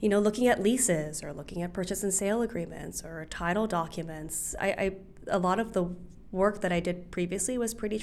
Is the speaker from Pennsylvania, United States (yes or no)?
no; Hawaii, United States; I'm from Hawaii.